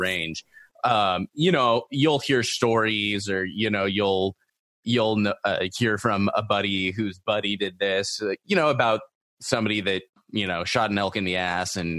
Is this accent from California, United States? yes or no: yes; Long Beach, California, United States; also born or lived in Los Angeles, California; I'm from Southern California, you know, like I worked in LA and grew up in like Seal Beach, Long Beach my entire life.